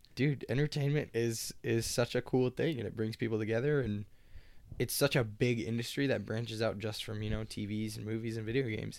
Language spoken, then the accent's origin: English; Lawrence, Kansas, United States; I was born and raised in Lawrence